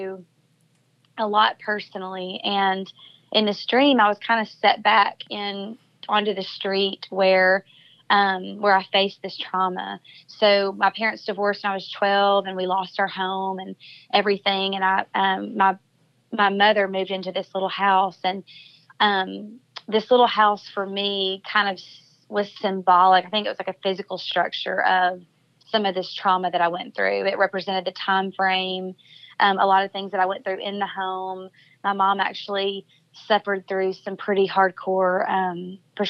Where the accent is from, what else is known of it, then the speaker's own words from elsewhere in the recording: El Dorado, Arkansas, United States; the hometown that I talked about at the beginning of the podcast that I grew up in El Dorado, Arkansas